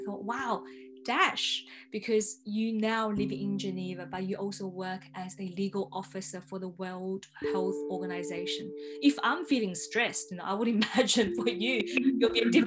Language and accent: English; Melbourne, Victoria, Australia; moved away; I'm from Melbourne